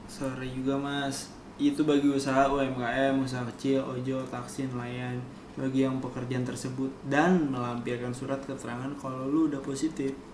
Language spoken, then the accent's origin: Indonesian; Indonesia; gue lahirnya di Indonesia